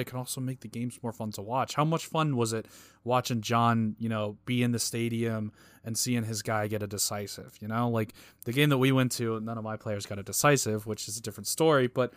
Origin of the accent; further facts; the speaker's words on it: United States; I'm obviously American